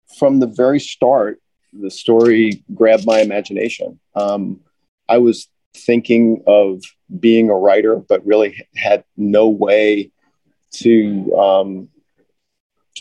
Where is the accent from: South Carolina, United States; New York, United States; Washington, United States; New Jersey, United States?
New York, United States; Wantagh; I'm from Wanto, New York. I'm from Todd Hodney's hometown. I went to Catholic school on Long Island